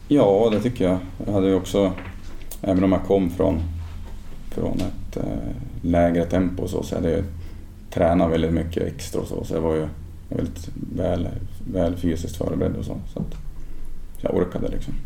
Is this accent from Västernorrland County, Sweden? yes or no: yes; Ljungaverk, Västernorrland County, Sweden; also born or lived in Sundsvall; jag kommer från en, en by väster om Sundsvall som heter Ljungaverk. Så jag växte upp i Ljunga IF